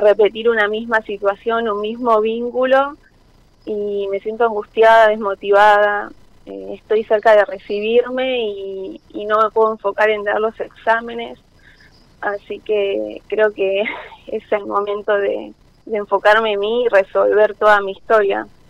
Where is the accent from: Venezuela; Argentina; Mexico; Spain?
Argentina; Lomas de Zamora, Buenos Aires Province; de Lomas de Zamora.